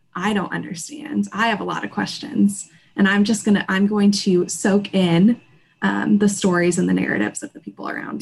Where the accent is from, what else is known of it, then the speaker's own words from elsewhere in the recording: Kansas City, Midwest, United States; moved away as an adult; also born or lived in Indiana; now in New York City, United States; I moved to New York City from Kansas City um, right out of college